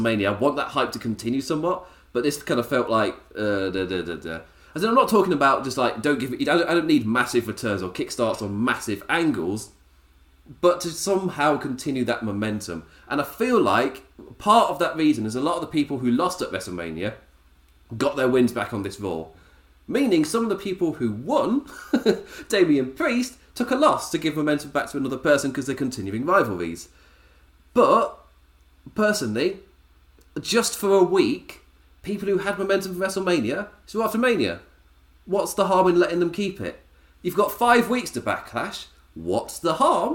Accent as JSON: {"language": "English", "region": "England", "country": "United Kingdom", "said": "me being English"}